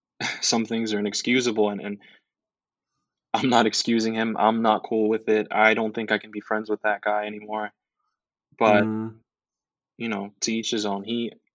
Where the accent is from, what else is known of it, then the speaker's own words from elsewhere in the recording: New York City, New York, United States; I'm from the Bronx, New York. I'm from the home of hip hop.